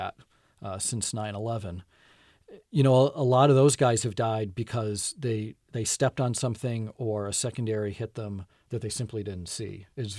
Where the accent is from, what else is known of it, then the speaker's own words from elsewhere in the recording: Buffalo, New York, United States; I grew up in Buffalo, New York, where we had definite, you know, there was definitely the school year, and then there was summer.